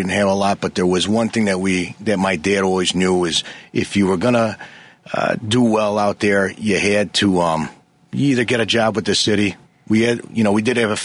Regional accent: Chicago, Illinois, United States; I grew up by Foster and Western in the Faria Garden Apartments

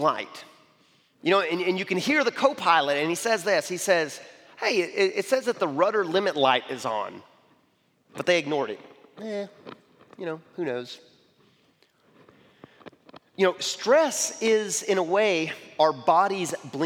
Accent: Arkansas, United States; I'm from Arkansas

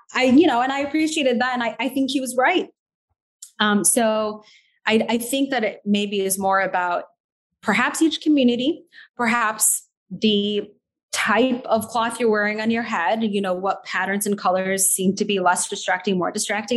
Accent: Naperville, Illinois, United States; also born or lived in Skokie, Illinois / Doha, Qatar / Chicago; I was born in Skokie, actually. Um, grew up in the Naperville area.

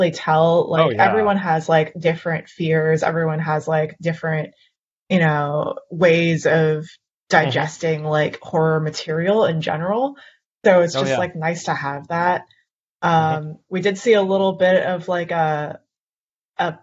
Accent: Canada; I'm Canadian

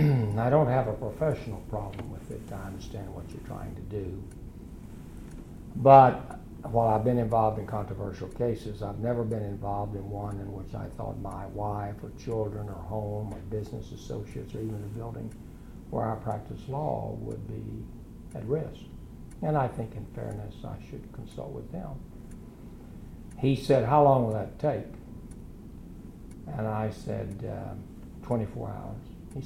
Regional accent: Enid, Oklahoma, United States; I'm a lawyer from Enid, Oklahoma.

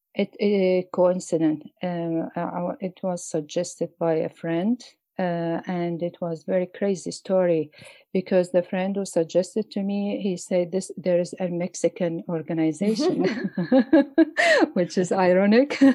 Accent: Mosul, Nineveh, Iraq; English is a second language; moved away as an adult; also born or lived in Erbil, Iraq; now in Stavanger, Norway; I was the uh, culture supervisor in my town, hometown, Mosul

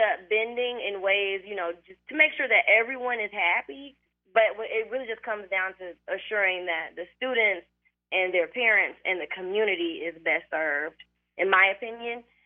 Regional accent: United States; we're American

